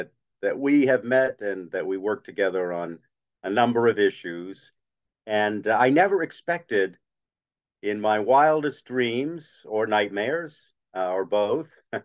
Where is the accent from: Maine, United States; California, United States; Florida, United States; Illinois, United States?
Maine, United States; Bangor; I grew up in Bangor, had a very nice lower middle income upbringing.